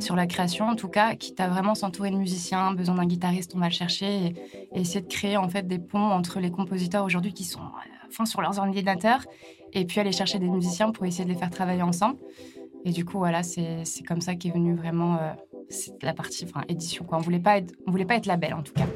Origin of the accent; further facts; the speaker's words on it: La Bernerie-en-Retz, Pays de la Loire, France; moved away as an adult; also born or lived in Australia; je viens d'à côté de Nantes, et dans un petit village qui s'appelle la Bernerie